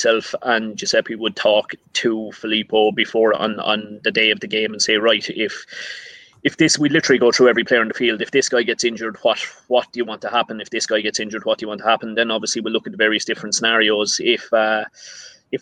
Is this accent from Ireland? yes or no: yes; County Laois, Midlands, Leinster, Ireland; I'm further down the country. I'm down in the Midlands in a county called Laois.